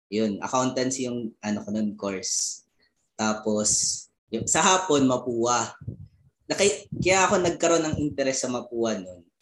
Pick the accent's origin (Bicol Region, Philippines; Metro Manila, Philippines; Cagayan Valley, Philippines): Bicol Region, Philippines; moved away; galing ako sa Bicol eh.